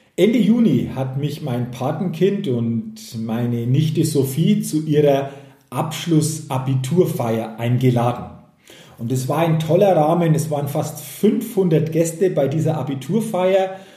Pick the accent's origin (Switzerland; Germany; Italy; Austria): Germany; hier bei uns in Deutschland